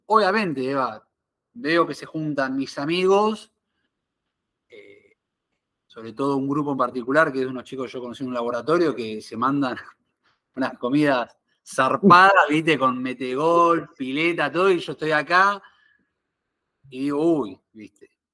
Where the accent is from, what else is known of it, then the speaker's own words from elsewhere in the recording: Argentina; moved away as an adult; also born or lived in Buenos Aires; now in Miami, United States; soy argentino